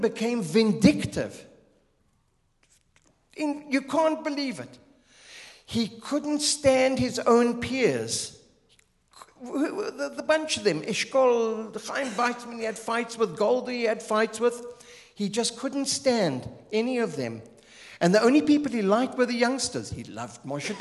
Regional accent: Zimbabwe; moved away as an adult; also born or lived in Israel; I'm Southern African from Zimbabwe, Rhodesia

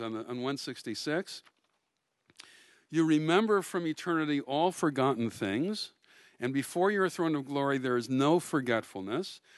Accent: Milwaukee, Wisconsin, United States; I grew up in Milwaukee

